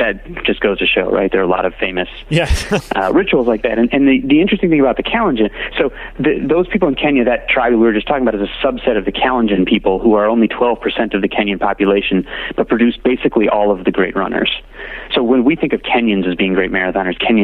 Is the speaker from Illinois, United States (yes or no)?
yes; outside of Chicago, Illinois, United States; I grew up outside of Chicago